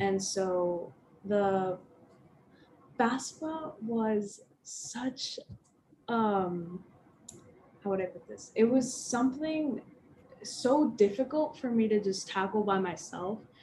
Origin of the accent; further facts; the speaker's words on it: Las Vegas, Nevada, United States; moved away as an adult; I'm originally from Las Vegas